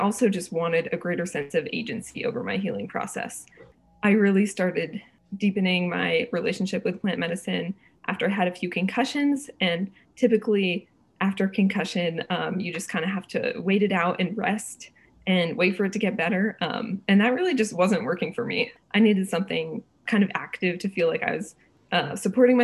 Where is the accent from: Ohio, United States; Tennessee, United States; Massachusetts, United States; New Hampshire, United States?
New Hampshire, United States; Springfield; now in Camden, United States; I grew up in Western New Hampshire in a little town called Springfield, and right now I'm living in Camden, Maine.